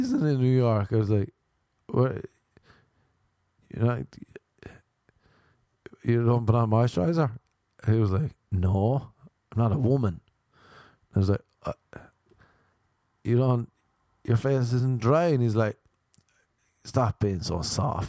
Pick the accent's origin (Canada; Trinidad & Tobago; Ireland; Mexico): Ireland; I'm Irish